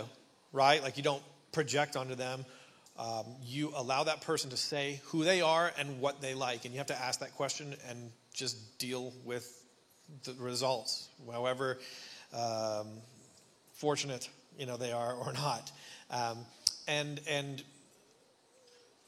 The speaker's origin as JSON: {"language": "English", "country": "Canada", "moved": "yes", "said": "And I'm Canadian. My dad is a pastor. Yeah, exactly. And my dad is a pastor in Ontario on the East Coast."}